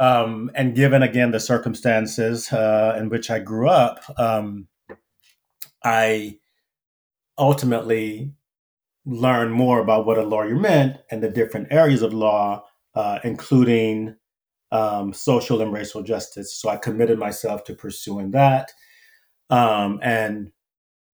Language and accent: English; Wilmington, North Carolina, United States; moved away as an adult; also born or lived in Pennsylvania; my childhood growing up in Wilmington, North Carolina